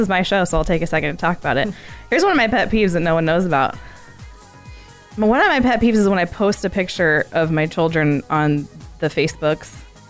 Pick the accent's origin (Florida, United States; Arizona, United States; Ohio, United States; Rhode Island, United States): Arizona, United States; I'm from Arizona.